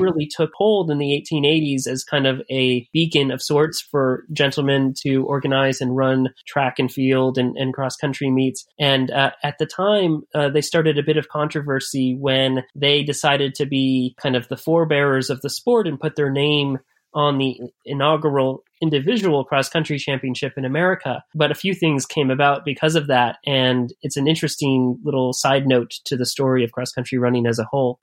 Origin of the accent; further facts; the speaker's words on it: Bay Area, California, United States; moved away as an adult; also born or lived in Chicago, United States; I grew up in the United States, in California, on the West Coast, in the Bay Area